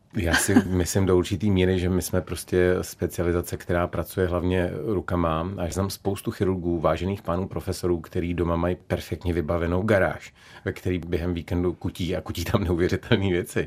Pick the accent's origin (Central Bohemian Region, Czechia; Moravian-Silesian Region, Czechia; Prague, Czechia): Prague, Czechia; also born or lived in Šumava (Velhartice); Já jsem opravdu karlínský dítě.